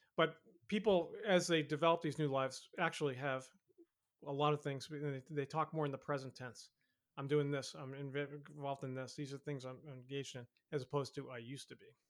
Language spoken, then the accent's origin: English; Boston, Massachusetts, United States; my hometown Boston